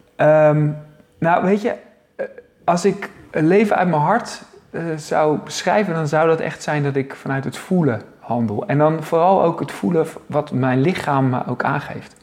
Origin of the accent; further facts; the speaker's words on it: Zoeterwoude, South Holland, Netherlands; now in Leiden, Netherlands; ik kom eigenlijk uit Zoeterwoude, hè? Zoeterwoude dorp